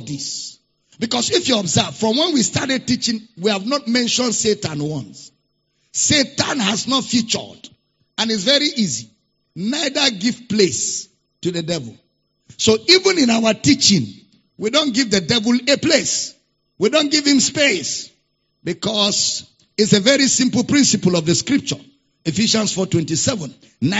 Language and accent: English; Nigeria; accent: Nigerian; I'm using Nigerian, pattern of speaking